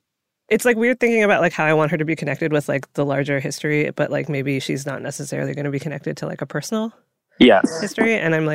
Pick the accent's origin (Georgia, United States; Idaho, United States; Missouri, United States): Georgia, United States; Savannah; I grew up in Savannah, Georgia. My dad is Filipino and my mom is Chinese. I was one of maybe 5 Asian kids in my entire school. I never learned to speak Tagalog or Chinese.